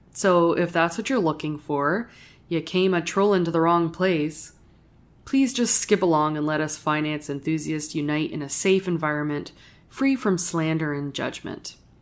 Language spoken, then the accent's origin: English; Sudbury, Ontario, Canada; I grew up in Northern Ontario and I'm a proud Northern Ontario